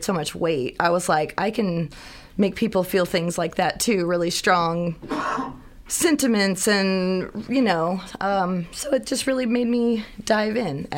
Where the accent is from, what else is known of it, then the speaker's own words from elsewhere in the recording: Springfield, Missouri, United States; moved away as an adult; also born or lived in Moberly, Missouri; now in Columbia, United States; I grew up down near the Springfield, Missouri area